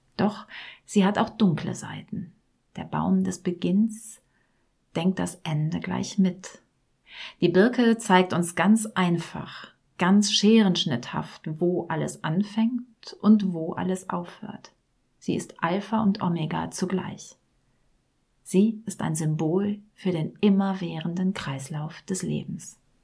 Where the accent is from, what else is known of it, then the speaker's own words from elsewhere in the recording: Rhineland, Germany; da, wo ich herkomme, aus dem tiefsten Rheinland